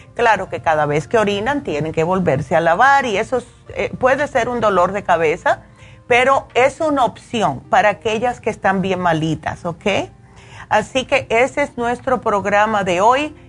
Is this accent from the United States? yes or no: yes; New York, United States; yo me crié en Nueva York